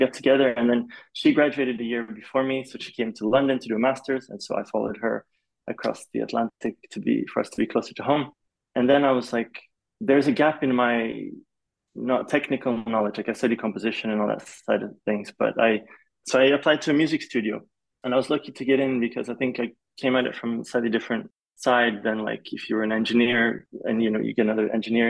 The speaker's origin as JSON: {"language": "English", "region": "Kuala Lumpur", "country": "Malaysia", "tie": "born or raised there", "moved": "as an adult", "said": "I'm half Swedish, half Polish, and my dad's Swedish, my mom's Polish. And so because of my dad's job, I grew up in Malaysia. So I grew up in Kuala Lumpur. I was there from the age of 8 to 18."}